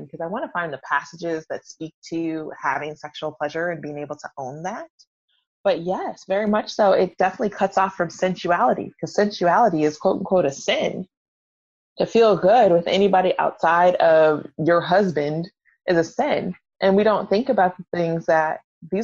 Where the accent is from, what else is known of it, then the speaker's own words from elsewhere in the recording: Atlanta, Georgia, United States; I'm from Atlanta, so I am a recovering Baptist.